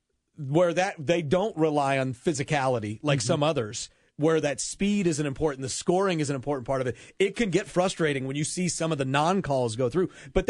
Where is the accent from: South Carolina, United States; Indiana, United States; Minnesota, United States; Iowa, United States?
Iowa, United States; growing up in Iowa, that the fact that we don't have any local teams.